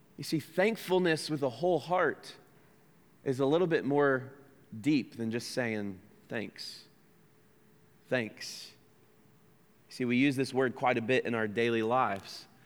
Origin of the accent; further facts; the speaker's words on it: United States; accent: American; that's my American accent